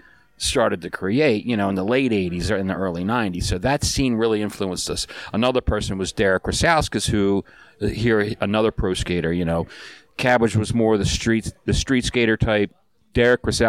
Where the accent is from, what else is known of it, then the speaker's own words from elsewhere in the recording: Catonsville, Maryland, United States; I grew up in Catonsville my whole life